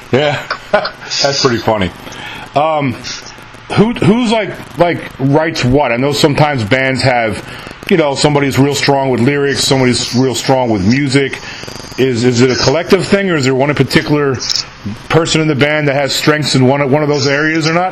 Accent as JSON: {"language": "English", "region": "New York", "country": "United States", "moved": "yes", "said": "I'm from New York originally"}